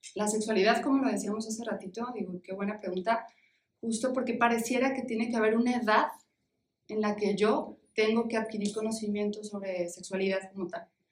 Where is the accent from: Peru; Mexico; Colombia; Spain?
Mexico; en nuestra cultura como mexicanos